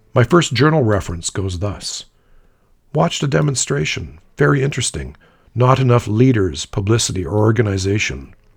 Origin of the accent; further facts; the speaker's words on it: Canada; I flashed the Canadian flag sewn onto my day satchel and apologized to prove I was Canadian